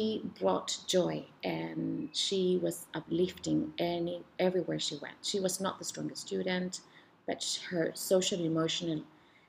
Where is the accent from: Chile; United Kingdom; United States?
Chile; moved away; Where I'm from originally from Chile